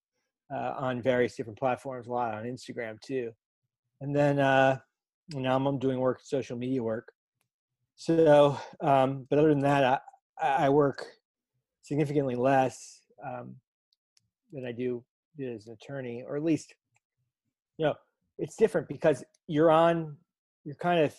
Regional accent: North Miami, Florida, United States; I grew up in South Florida. I grew up in North Miami

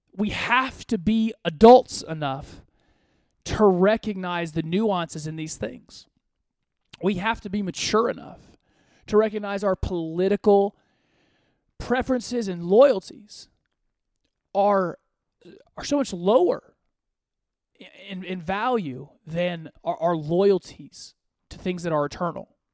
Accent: Côte d’Ivoire; I was born in West Africa. I was born in the Ivory Coast.

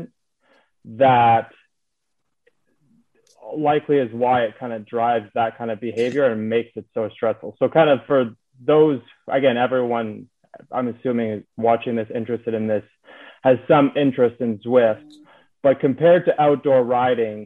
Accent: Canada; moved away as an adult; also born or lived in Singapore; now in United States; I'm a Canadian that's based out of the US right now.

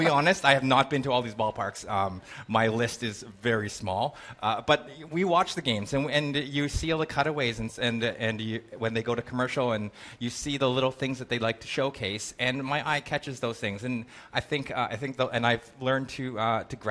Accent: Canada; I'm Canadian

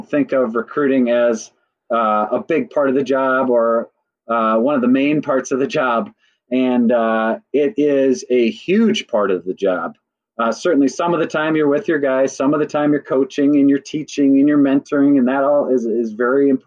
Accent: Burnsville, Minnesota, United States; I grew up in Minnesota, I went to Burnsville High School and graduated in 98

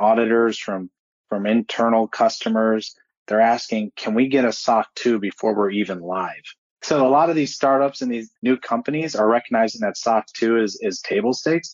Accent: Cleveland, Ohio, United States; I'm also from Cleveland

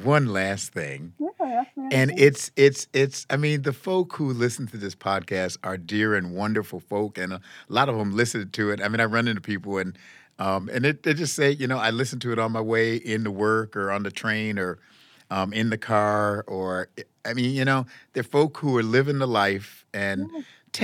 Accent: Buffalo, New York, United States; also born or lived in Chicago, Illinois / North Carolina; our winters in Buffalo, where I grew up

